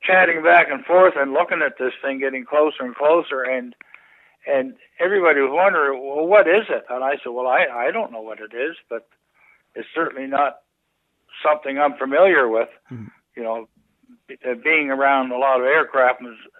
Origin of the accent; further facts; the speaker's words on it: Stellarton, Nova Scotia, Canada; moved away as an adult; also born or lived in Clarenville, Newfoundland; I came from Stellarton, Nova Scotia. That's where my home is.